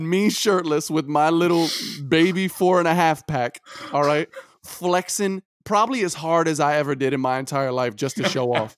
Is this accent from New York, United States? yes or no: yes; New York City, New York, United States; I'm from Brooklyn, New York